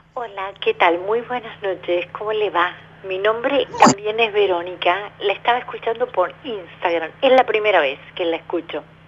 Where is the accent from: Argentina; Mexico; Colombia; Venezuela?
Argentina; Buenos Aires; yo soy de Capital Federal, de Capital Federal